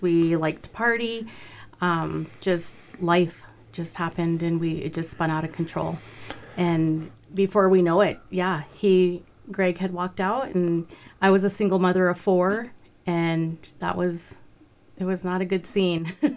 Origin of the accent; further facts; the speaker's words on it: Browning, Montana, United States; moved away as an adult; also born or lived in Durango, Colorado / Belgrade, Montana; now in Ulm, United States; I'm actually from Browning as well. and graduated from Browning High School